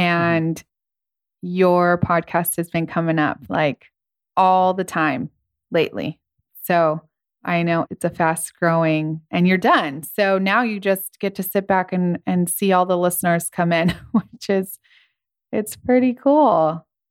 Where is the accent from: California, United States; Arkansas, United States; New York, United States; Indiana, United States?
California, United States; Ventura; I grew up in Ventura